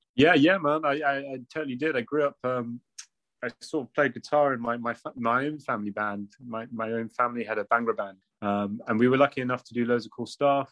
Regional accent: Bristol, South West England, United Kingdom; I'm from a Punjabi family, and uh, I grew up in Bristol

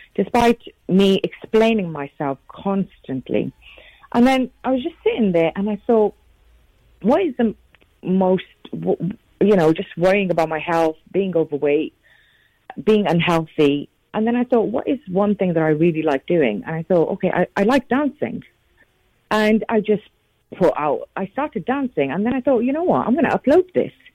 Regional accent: United Kingdom; being a British Asian female

